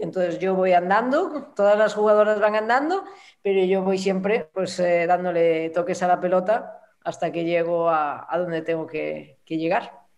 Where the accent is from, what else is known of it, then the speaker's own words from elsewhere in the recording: Santiago de Compostela, Galicia, Spain; moved away; Yo soy gallega, soy de Santiago, y desde que me fui de, Galicia